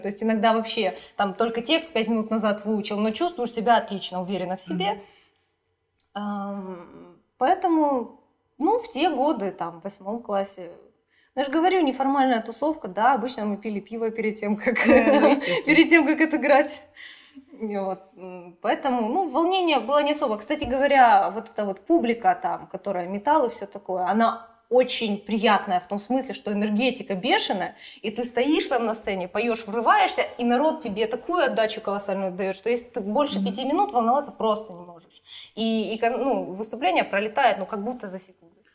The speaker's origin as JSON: {"language": "Russian", "town": "Kharkiv", "region": "Kharkiv Oblast", "country": "Ukraine", "tie": "born or raised there", "said": "я вот родилась и живу в Харькове"}